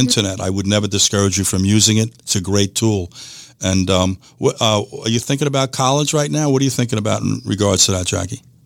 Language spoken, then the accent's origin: English; United States; I'm saying this to you as an American citizen. I'm born in this country.